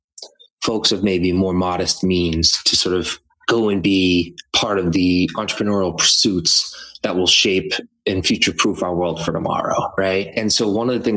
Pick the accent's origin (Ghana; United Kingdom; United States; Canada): United States; Methuen, Massachusetts; I grew up in the Merrimack Valley, and I grew up in Methuen